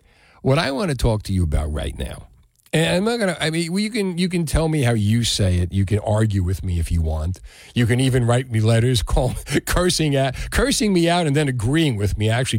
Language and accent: English; Union City, New Jersey, United States; For me, growing up in Union City, we had Taylor ham.